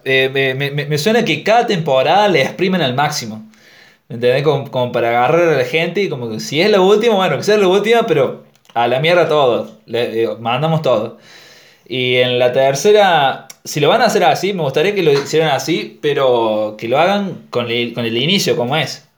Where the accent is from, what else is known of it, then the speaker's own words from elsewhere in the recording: Argentina; en Argentina es, como que a nosotros nos dan dos opciones